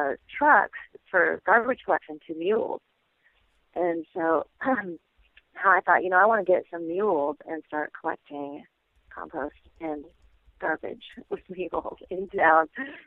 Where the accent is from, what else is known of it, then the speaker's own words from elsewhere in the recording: Tacoma, Washington, United States; now in Olympia, United States; I'm from Tacoma, Washington, which is, I don't know, 30 miles or so from here, but had never really spent any time in Olympia.